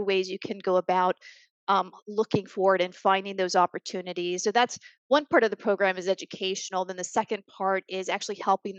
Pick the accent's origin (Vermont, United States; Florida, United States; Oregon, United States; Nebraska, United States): Florida, United States; Tampa; moved away as an adult; also born or lived in Boston / New York; I was born and raised in Tampa